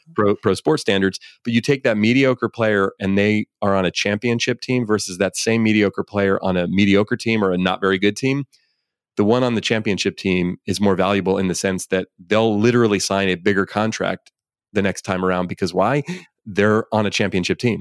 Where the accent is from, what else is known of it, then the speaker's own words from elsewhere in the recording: Bay Area, California, United States; I grew up here in the Bay Area